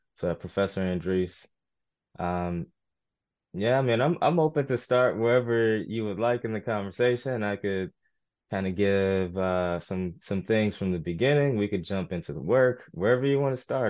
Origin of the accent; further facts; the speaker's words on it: St. Louis, Missouri, United States; I was born in Saint Louis, uh, an area called U City